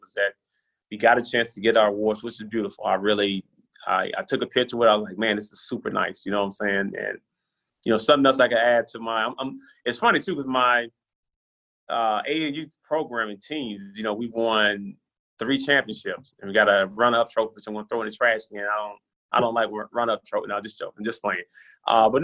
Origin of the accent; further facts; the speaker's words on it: Brownsville, Tennessee, United States; moved away; I love the state of Tennessee, and I love my hometown, Brownsville, Tennessee